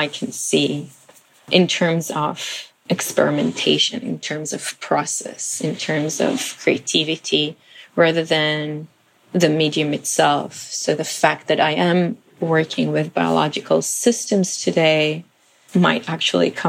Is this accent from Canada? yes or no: no; Israel; moved away; also born or lived in Philippines / New York, United States; I was born in Israel, and I guess I had a very ordinary childhood